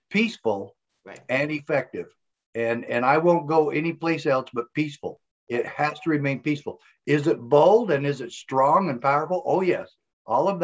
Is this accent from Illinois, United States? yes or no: no; Graham County, Arizona, United States; also born or lived in Provo, Utah; That's all I ever wanted to be, was the sheriff in my hometown. I spent 11 years with the Provo Police Department in Utah. And then I moved home in 1988 and ran for Graham County Sheriff.